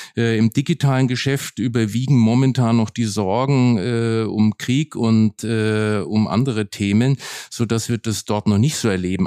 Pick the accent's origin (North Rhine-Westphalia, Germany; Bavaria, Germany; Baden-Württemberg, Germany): Bavaria, Germany; Nuremberg; now in Berlin, Germany; Nürnberg bleibt meine Heimatstadt, wo ich auch ganz emotional verbunden bin